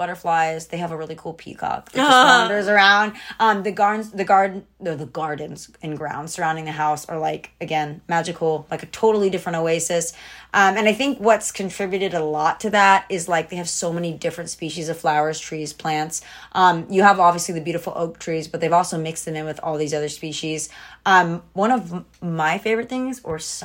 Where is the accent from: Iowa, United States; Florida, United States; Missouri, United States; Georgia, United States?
Georgia, United States; I grew up in Georgia